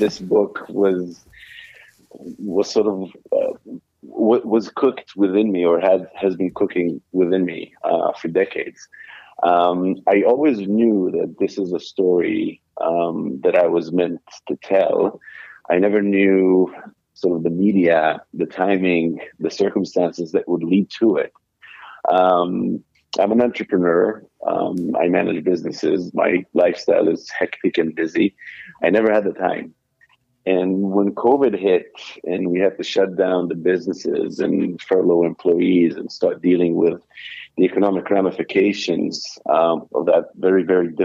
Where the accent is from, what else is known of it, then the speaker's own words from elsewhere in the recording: Israel; first language Hebrew; English is a second language; moved away as an adult; now in New York, United States; English is not my native language. I grew up and lived most of my life in Israel. Hebrew is my language. I now live in New York